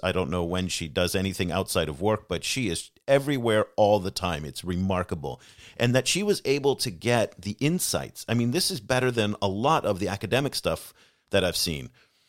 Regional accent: United States; moved away; also born or lived in Asia / Africa; I'm American

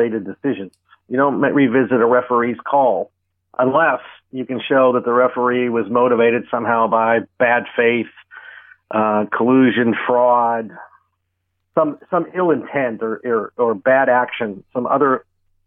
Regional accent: Pittsburgh, Pennsylvania, United States; I grew up in Pittsburgh

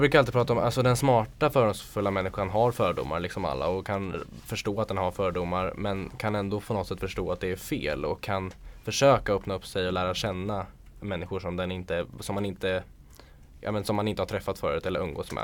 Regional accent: Sweden; jag är född i Sverige

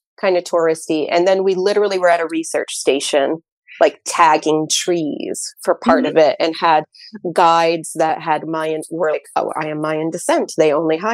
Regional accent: New Hampshire, United States; we're from New Hampshire.

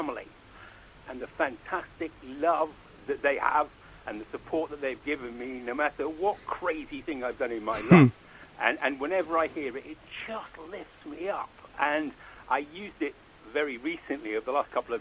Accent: Manchester, North West England, United Kingdom; moved away as an adult; now in London, United Kingdom; I was brought up in Manchester in a very sort of working class family

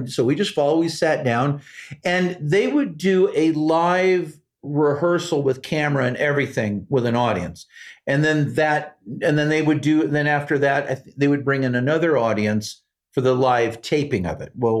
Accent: Santa Barbara, California, United States; also born or lived in Hollywood, Los Angeles; I'm originally from Santa Barbara, but in the mid 70s, my mom ended up in Los Angeles from like, I don't know, 73 to like 77.

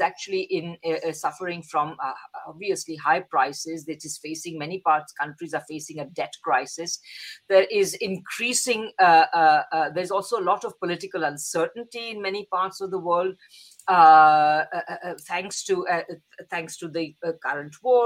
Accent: India; moved away; I'm originally from India

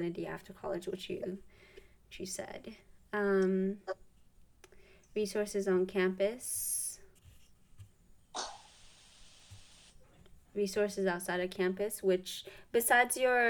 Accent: Montgomery County, Maryland, United States; also born or lived in Ethiopia; I was originally born in Ethiopia, but I was raised in Maryland in like Montgomery

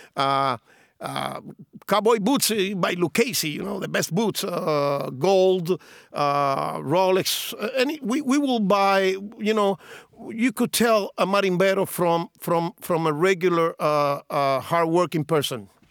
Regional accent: Cienfuegos, Cuba; now in Miami, United States; in my hometown of Cienfuegos

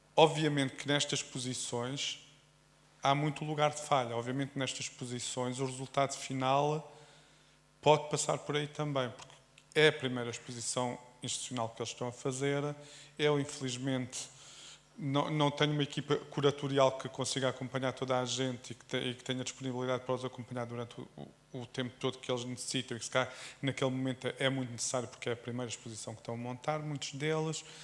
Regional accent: Alentejo, Portugal; sou alentejano

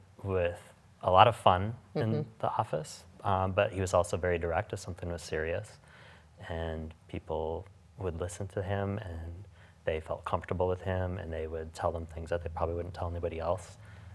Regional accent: Pierre, South Dakota, United States; also born or lived in Sioux Falls, South Dakota; because I'm from Pierre.

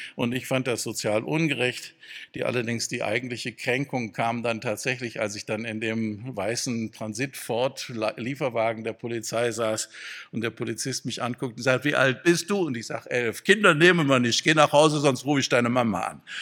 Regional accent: Freudenstadt, Baden-Württemberg, Germany; in meiner Heimatstadt Freudenstadt

